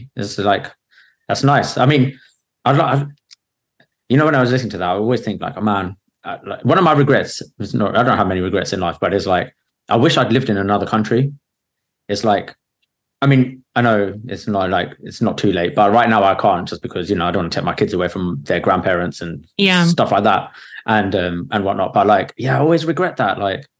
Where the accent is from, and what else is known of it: England, United Kingdom